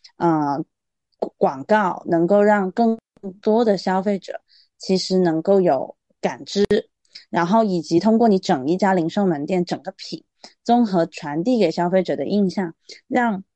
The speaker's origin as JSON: {"language": "Chinese", "town": "Guangzhou", "region": "Guangdong", "country": "China", "said": "包括我是广州人嘛"}